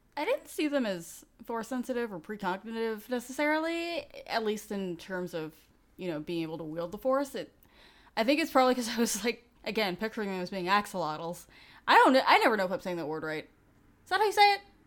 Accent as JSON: {"language": "English", "town": "New York City", "region": "New York", "country": "United States", "tie": "born or raised there", "said": "I grew up in New York, um, New York City"}